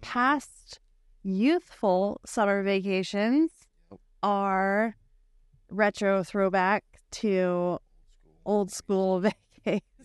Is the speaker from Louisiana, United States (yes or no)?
no; Bothell, Washington, United States; I was born and raised in Bothell, Bothell Coog alum